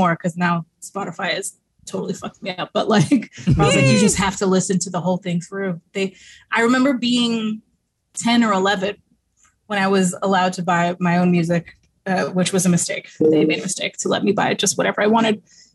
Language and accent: English; New York City, New York, United States; I was born in New York City